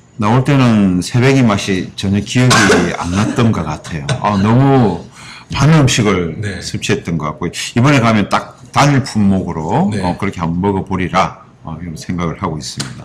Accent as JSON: {"language": "Korean", "region": "Busan", "country": "South Korea", "tie": "born or raised there", "moved": "yes", "said": "저는 고향이 부산이라"}